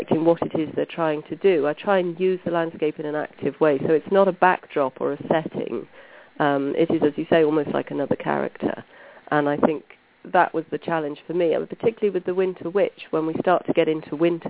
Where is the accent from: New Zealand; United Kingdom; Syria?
United Kingdom; Brecon Beacons, Wales; I grew up here. I grew up in the Brecon Beacons, which is a national park in Wales